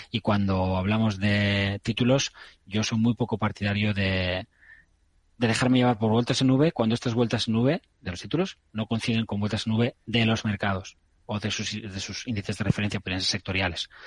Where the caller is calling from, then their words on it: Almería, Andalusia, Spain; Buenas tardes, eh, soy …, eh, de Almería.